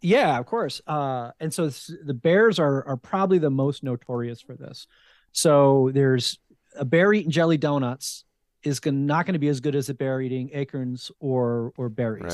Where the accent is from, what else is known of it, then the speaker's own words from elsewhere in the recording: New Jersey, United States; also born or lived in Fredericksburg, Virginia / Richmond, Virginia; now in Sacramento, United States; I grew up in New Jersey